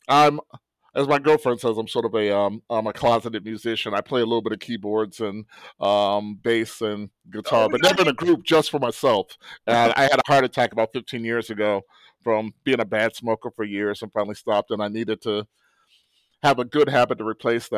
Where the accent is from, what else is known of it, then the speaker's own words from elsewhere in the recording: Cleveland, Ohio, United States; also born or lived in Atlanta, Georgia; move back to my hometown of Cleveland